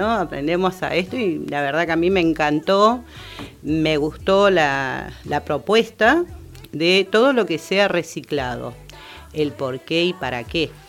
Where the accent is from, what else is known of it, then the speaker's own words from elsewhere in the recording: Buenos Aires, Argentina; Porque somos de Bajo Flores, somos distintas mujeres, pero ¿qué conformamos este grupo?